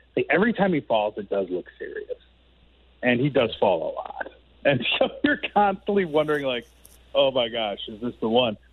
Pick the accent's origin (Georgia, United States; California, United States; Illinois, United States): Illinois, United States; Chicago; moved away; I grew up in Chicago